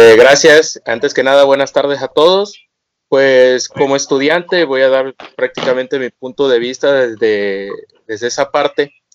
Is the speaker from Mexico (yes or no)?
yes; Tabasco, Mexico; Soy residente de Tabasco